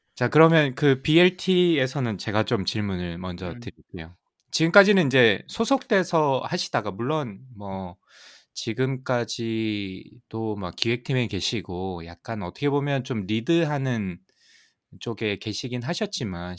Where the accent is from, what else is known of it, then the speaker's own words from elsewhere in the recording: South Korea; moved away; 저도 사실 뭐 한국에서 자랐고